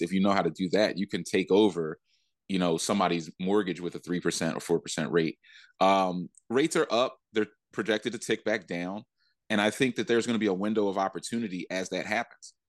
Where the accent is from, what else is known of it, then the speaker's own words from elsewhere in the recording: Philadelphia, Pennsylvania, United States; I went back to Philly